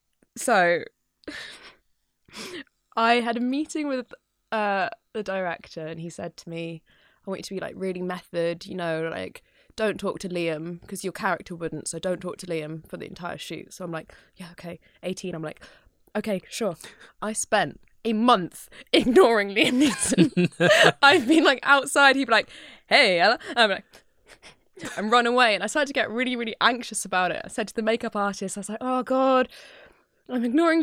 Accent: New York, United States; I'm from New York

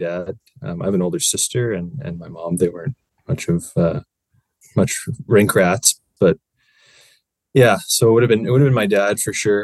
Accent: Newmarket, Ontario, Canada; I'm from Newmarket. So I played minor hockey in Newmarket.

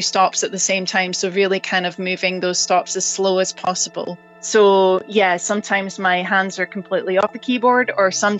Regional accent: Scotland, United Kingdom; my background of growing up in Scotland and listening to pipe music

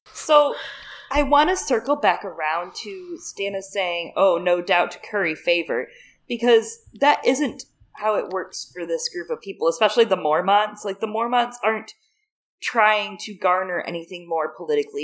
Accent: Michigan, United States; moved away; I am from Michigan originally

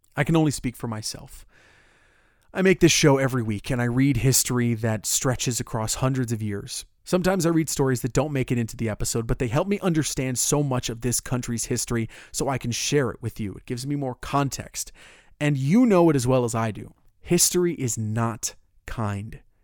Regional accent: Orlando, Florida, United States; Orlando, my hometown

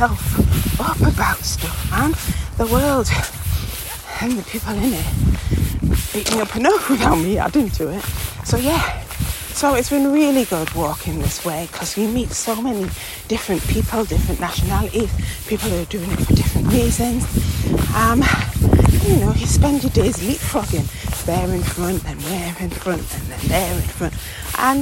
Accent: Yorkshire Moors and Dales, Yorkshire and the Humber, United Kingdom; growing up in the Yorkshire Moors and Dales

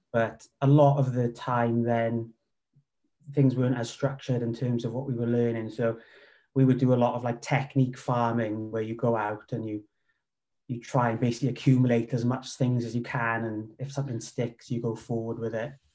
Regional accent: Wales, United Kingdom; moved away as an adult; also born or lived in Cardiff; he's based in my hometown. So I started training with him. Um, he, and then from there, I moved to Cardiff with work

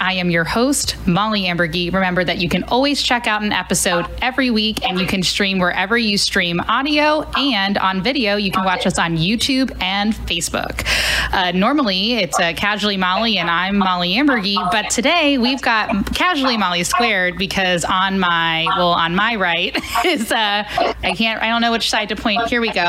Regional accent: Cincinnati, Ohio, United States; I'm originally from Cincinnati, Ohio, so I still have friends from Cincinnati up through St. Louis.

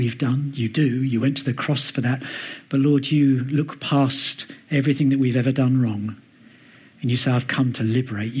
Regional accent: London, United Kingdom; moved away; also born or lived in Dubai; I was brought up in Mill Hill and Hendon, so it's not too far from this mighty metropolis where we are now.

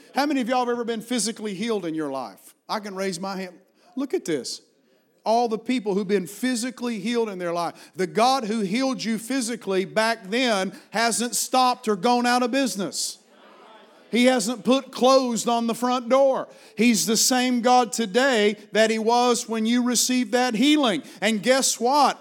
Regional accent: Appalachian Mountains, Virginia, United States; accent: Appalachian; moved away as an adult; also born or lived in Washington, D.C.; I was raised in Appalachian Mountains, and I've carried this accent

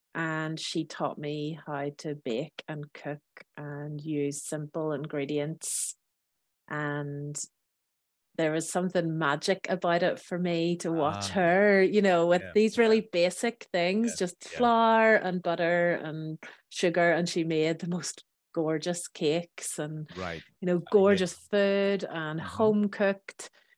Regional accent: Belfast, Northern Ireland, United Kingdom; So I am originally from Belfast in Northern Ireland.

